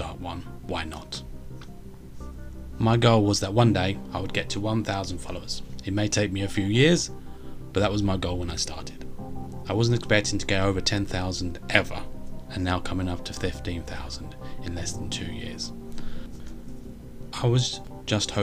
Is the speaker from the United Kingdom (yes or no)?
yes; United Kingdom; I'm British and live in the UK